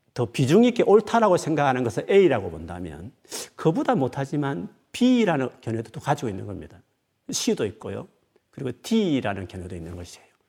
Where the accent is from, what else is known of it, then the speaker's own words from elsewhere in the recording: Gyeongsang, South Korea; 저는 경상도 사나이니까